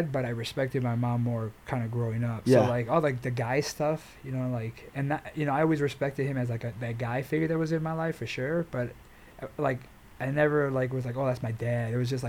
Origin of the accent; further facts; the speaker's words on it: Chicago, Illinois, United States; I grew up in Chicago.